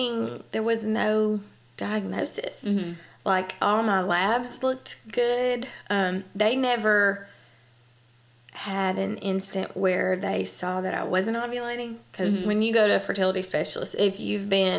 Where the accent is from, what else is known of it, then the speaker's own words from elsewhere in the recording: Huntsville, Alabama, United States; I was born and raised here in Huntsville, Alabama.